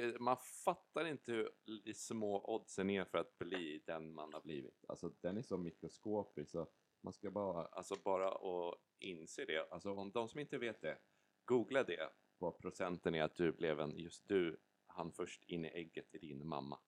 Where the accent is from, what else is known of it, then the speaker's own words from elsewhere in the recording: Stockholm, Stockholm County, Sweden; accent: stockholmska; moved away as an adult; now in Varberg, Sweden; jag har ju bott i Stockholm hela mitt liv